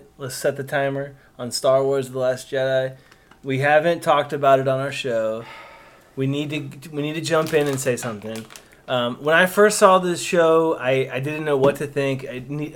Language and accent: English; Vidor, Texas, United States; I grew up in Vidor, Texas